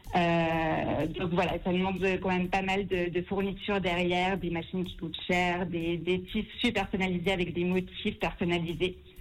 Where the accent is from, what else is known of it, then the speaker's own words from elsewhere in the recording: Lausanne, Vaud, Switzerland; also born or lived in Paris; j'ai 25 ans, je viens de Lausanne